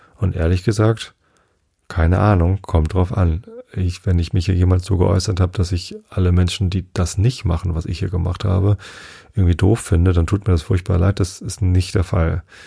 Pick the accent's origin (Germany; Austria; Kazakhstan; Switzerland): Germany; als Deutscher